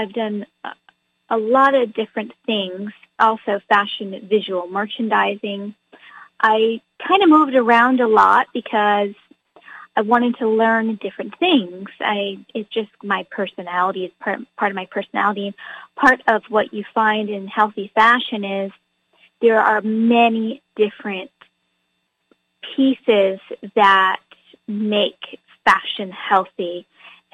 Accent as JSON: {"language": "English", "region": "New Hampshire", "country": "United States", "moved": "as an adult", "lives_now": "California, United States", "said": "I am actually originally from New Hampshire, and I lived in New Hampshire for many, many years, but I moved to California when I was around 18 when I went to college."}